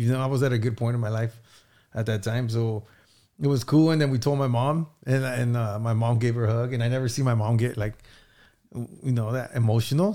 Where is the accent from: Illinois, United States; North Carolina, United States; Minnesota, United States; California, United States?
California, United States; Santa Barbara; I grew up in Santa Barbara, so we always knew each other since we were kids